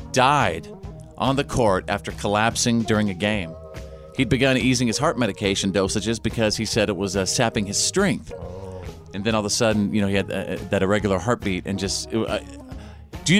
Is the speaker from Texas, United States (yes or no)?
yes; Bowie, Texas, United States; growing up in Bowie, Texas